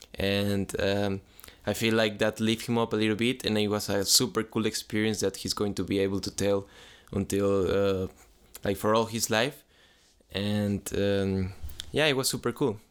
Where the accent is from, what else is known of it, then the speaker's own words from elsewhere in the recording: San Luis, Mexico; I'm from Mexico, if you ask me question from Mexico, I'm from a, a city that is called San Luis